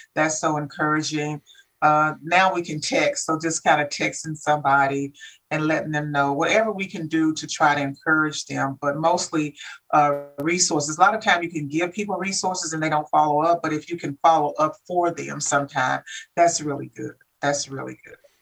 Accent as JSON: {"language": "English", "town": "Kansas City", "region": "Missouri", "country": "United States", "moved": "yes", "said": "I'm from Kansas City, Missouri."}